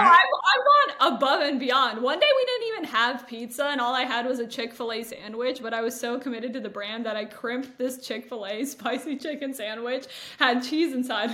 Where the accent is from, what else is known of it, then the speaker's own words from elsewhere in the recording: Toronto, Ontario, Canada; now in New York, United States; And I'm from Toronto, but now I live in New York.